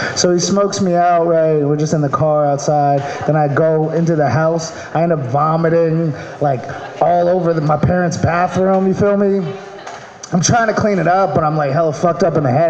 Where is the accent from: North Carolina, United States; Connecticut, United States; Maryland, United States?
Maryland, United States; moved away; I'm from Maryland